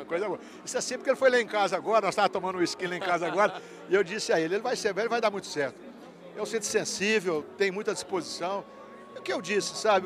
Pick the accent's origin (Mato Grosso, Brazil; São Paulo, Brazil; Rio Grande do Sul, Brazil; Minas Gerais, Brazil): Minas Gerais, Brazil; Uberaba